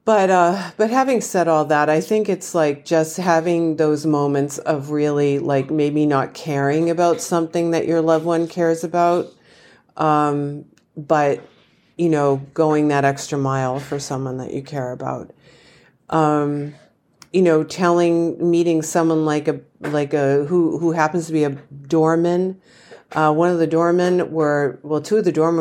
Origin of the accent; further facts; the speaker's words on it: Massachusetts, United States; I'm from Massachusetts.